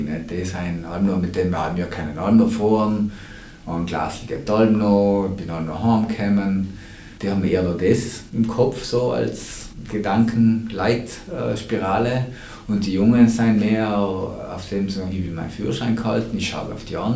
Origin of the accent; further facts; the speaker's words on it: Trentino-Alto Adige, Italy; gerade bei uns in Südtirol noch irgendwo